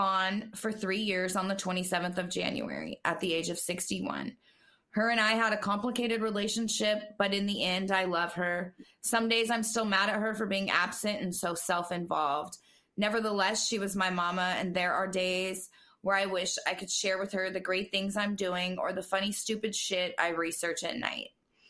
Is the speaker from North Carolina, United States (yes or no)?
no; California, United States; y'all from the North Side and I'm from Southern Cali. But I've been living in Georgia since 2018.